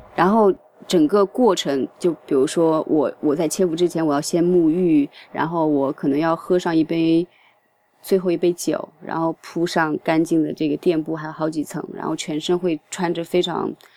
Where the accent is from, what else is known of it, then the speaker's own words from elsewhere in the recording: Nanjing, Jiangsu, China; moved away as an adult; now in Tokyo, Japan; 作为一个南京人